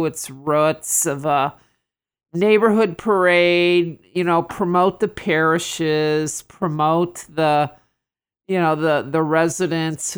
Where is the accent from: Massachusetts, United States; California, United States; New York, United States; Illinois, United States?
Illinois, United States; Chicago; moved away as an adult; also born or lived in South Side, Chicago; I'm a North Sider living on the South Side. I've been down here since 2010 when I joined Patch